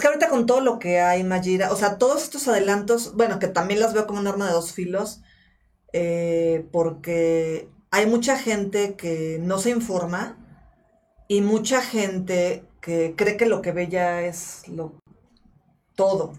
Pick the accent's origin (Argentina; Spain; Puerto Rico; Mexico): Mexico; yo nací acá y yo soy mexicana